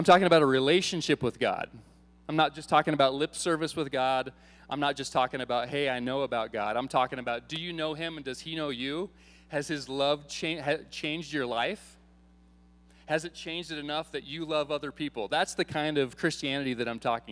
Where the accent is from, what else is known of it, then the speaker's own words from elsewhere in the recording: Iowa, United States; moved away; I grew up in Iowa.